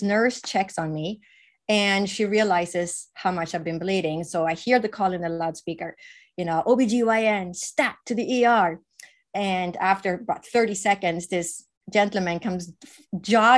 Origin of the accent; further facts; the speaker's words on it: Sweden; moved away; I was raised in Sweden, which is the northern part of Europe